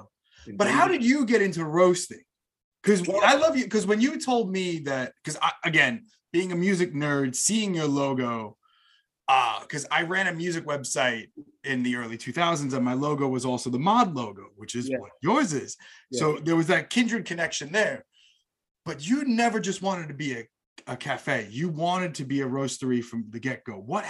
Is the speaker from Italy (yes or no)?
yes; Italy; You know, being Italian, we're known for enjoying a good espresso, a good coffee.